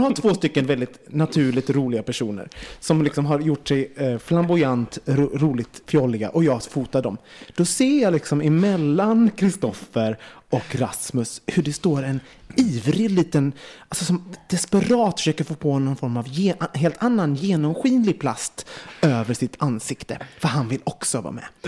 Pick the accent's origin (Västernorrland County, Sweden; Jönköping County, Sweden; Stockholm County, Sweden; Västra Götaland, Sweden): Västra Götaland, Sweden; Gothenburg; som liten i Göteborg